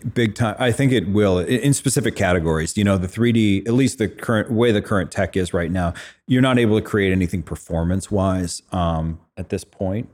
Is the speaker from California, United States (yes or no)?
yes; Fresno, California, United States; I grew up in Fresno, California